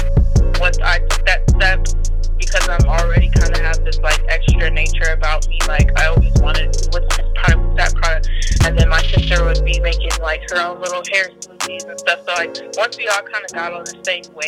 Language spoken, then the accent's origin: English; Columbus, United States; also born or lived in South Carolina; I pretty much grew up in Columbus. I was born and from South Carolina